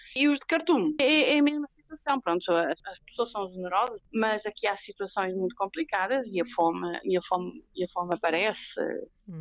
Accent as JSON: {"language": "Portuguese", "town": "Ericeira", "region": "Lisbon", "country": "Portugal", "tie": "born or raised there", "also_born_or_lived": "Italy / Kenya", "moved": "as an adult", "lives_now": "Wau, South Sudan", "said": "é a minha terra natal. Sou, sou natural da Iriceira"}